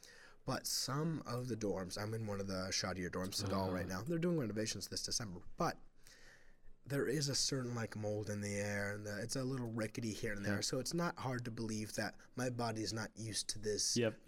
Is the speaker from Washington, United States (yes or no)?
no; Cincinnati, Ohio, United States; But that's to say, I grew up in Clifton. I love the place.